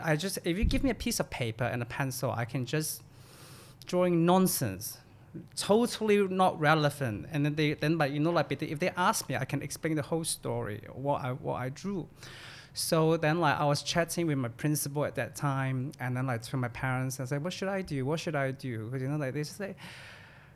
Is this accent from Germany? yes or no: no; Hong Kong; also born or lived in Thailand / United Kingdom; I was born in Thailand, raised in Hong Kong